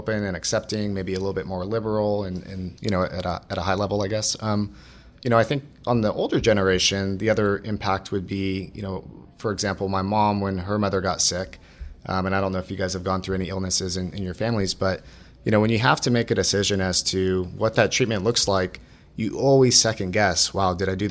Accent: Orange County, Southern California, United States; I grew up in Orange County, Southern California

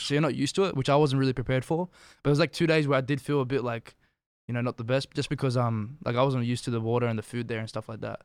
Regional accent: Australia; now in Canada; I'm from Australia

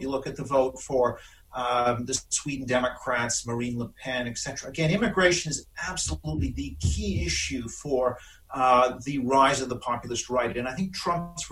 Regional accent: Canada; moved away as an adult; now in London, United Kingdom; I do apologize for not having a British accent since I'm Canadian

